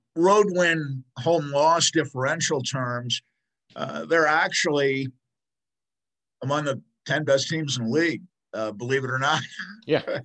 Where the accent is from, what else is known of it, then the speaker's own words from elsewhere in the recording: New York, United States; now in Denver, United States; I grew up in New York rooting for the Mets